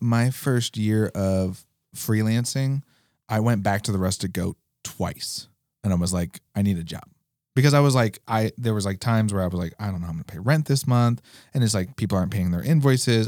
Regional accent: New York, United States; now in Alaska, United States; when I grew up in New York, hockey wasn't even an option

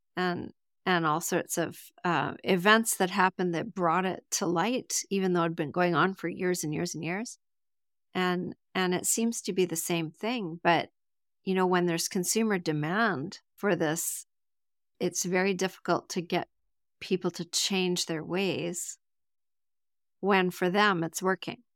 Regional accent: Canada; I'm from Canada

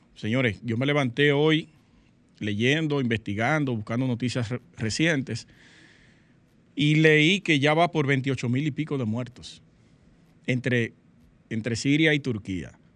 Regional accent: Sosúa, Puerto Plata, Dominican Republic; moved away; una compueblana de Sosúa

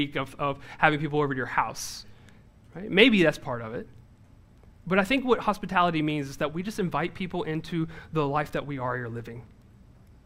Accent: the South, United States; I'm from the South

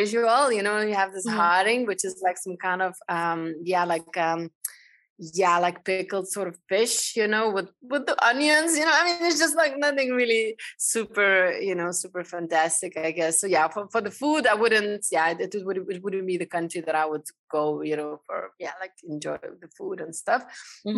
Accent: Lithuania; moved away as an adult; now in Amsterdam, Netherlands; I'm coming originally from Lithuania

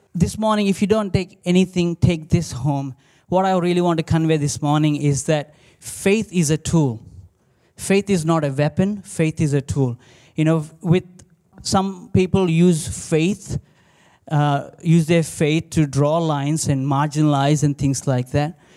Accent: India; now in Australia; growing up in India

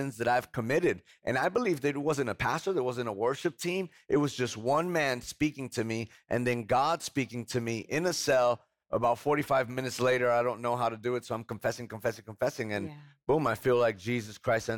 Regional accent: Hoboken, New Jersey, United States; now in Spring, Texas, United States; I come from Hoboken, New Jersey, right outside of Manhattan.

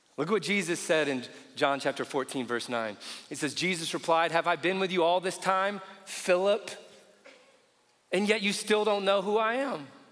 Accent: Indiana, United States; I grew up in Indiana

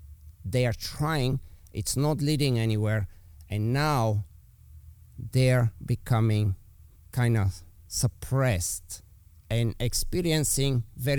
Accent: Bulgaria; accent: Eastern European; English is a second language; moved away; I'm obviously with my accent, you know, I'm from Eastern Europe. So let's say we go back to Bulgaria

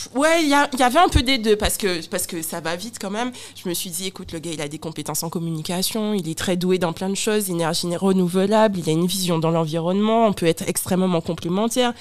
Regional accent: Guadeloupe; j'ai un accent, je suis guadeloupéenne

